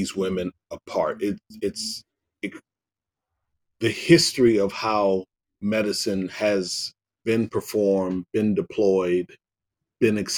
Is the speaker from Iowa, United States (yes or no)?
yes; Davenport, Iowa, United States; I grew up in Davenport, Iowa